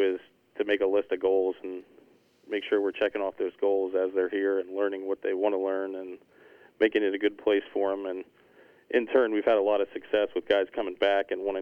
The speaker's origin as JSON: {"language": "English", "region": "Pennsylvania", "country": "United States", "tie": "born or raised there", "also_born_or_lived": "Scarsdale, New York / Shinnecock Hills, New York", "moved": "as an adult", "lives_now": "Rhode Island, United States", "said": "I grew up in Pennsylvania, worked on golf courses since I was about 14, 15 years old"}